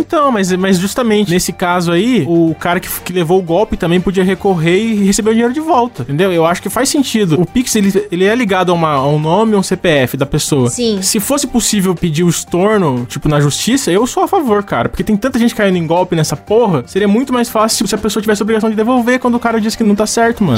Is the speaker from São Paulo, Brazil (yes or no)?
yes; São Paulo, Brazil; Eu sou paulista